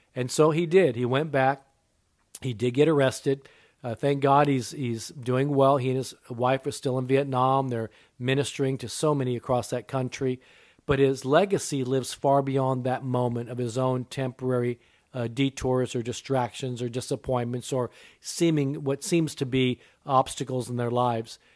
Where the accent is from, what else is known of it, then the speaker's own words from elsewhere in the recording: Japan; I was born in Japan. My mother was Japanese